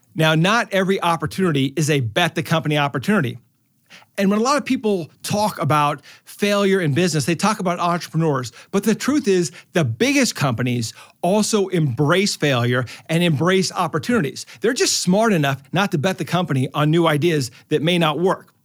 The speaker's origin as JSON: {"language": "English", "town": "Omaha", "region": "Nebraska", "country": "United States", "said": "I'm from Omaha"}